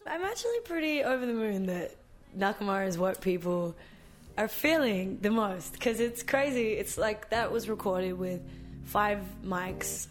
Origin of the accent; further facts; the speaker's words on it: Australia; as an Australian